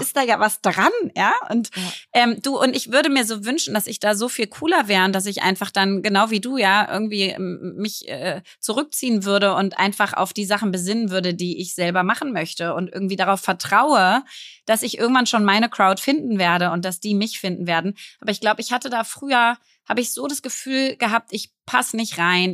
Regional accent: Berlin, Germany; ich bin ja jetzt 35 und ich bin Berlinerin

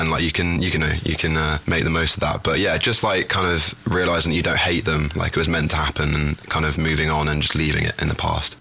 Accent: London, United Kingdom; I am 21 years old now. Um, yeah, my birthday was last week. Oh. Um, I'm from London, England.

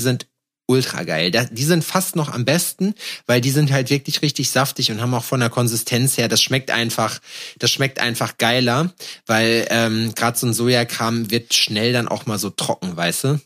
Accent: Schalksmühle, North Rhine-Westphalia, Germany; now in Berlin, Germany; haben einen Zug gehabt bei uns in Scheixmühle, der einmal die Stunde gefahren ist

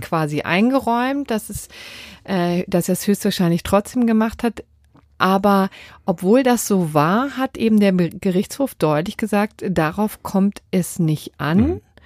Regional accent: Berlin, Germany; meiner Heimatstadt Berlin

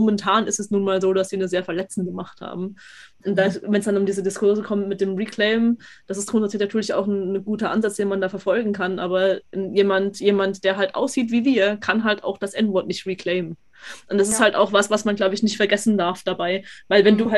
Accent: Austria; weil ich bin ja, ich bin ja eigentlich Österreicherin, bei uns sind das Schweden.

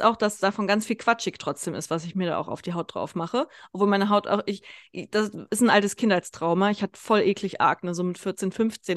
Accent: Kassel, Hesse, Germany; moved away as an adult; now in Konstanz, Germany; meine Heimatstadt Kassel

